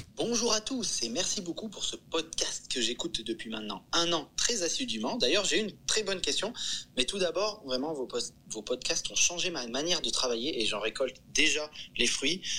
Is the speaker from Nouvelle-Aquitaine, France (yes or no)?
yes; Bordeaux, Nouvelle-Aquitaine, France; je viens de Bordeaux